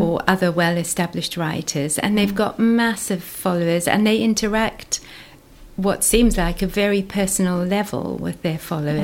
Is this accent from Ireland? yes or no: no; South Africa; moved away as an adult; now in Somerset, United Kingdom; I grew up in South Africa, went to university there